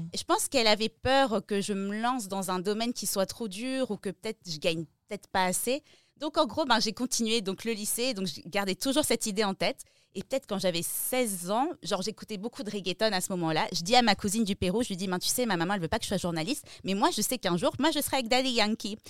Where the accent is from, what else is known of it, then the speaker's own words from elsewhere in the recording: Strasbourg, Grand Est, France; also born or lived in Peru; j'ai grandi à Strasbourg, je suis née à Strasbourg